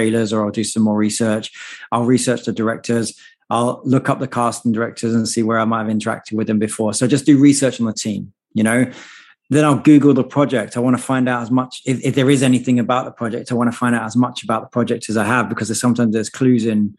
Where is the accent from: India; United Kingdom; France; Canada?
United Kingdom; moved away as an adult; now in United States; even though I've lived in America now for 15 years, as you can hear, I haven't properly lost my accent at all